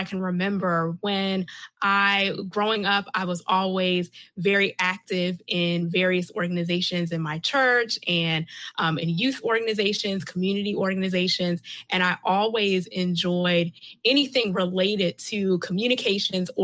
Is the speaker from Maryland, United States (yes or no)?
yes; Catonsville, Maryland, United States; now in Columbia, United States; I was born and raised in Baltimore County in Catonsville.